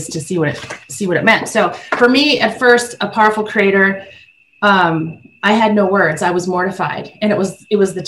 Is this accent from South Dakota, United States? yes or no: yes; South Dakota, United States; as a young girl, I grew up in South Dakota.